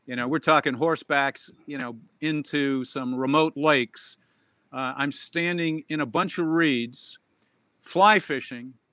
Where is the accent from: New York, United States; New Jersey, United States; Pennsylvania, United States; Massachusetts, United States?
Massachusetts, United States; Boston; now in Scottsdale, United States; I grew up in Boston